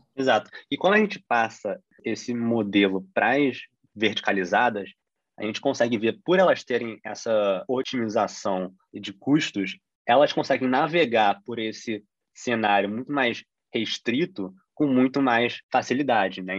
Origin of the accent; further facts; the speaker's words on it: Brazil; a gente como brasileiro